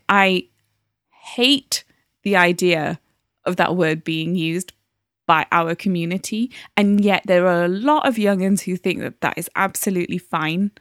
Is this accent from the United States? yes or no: no; Newcastle upon Tyne, North East England, United Kingdom; now in London, United Kingdom; there wasn't that many black people in Newcastle in the nineties when I was growing up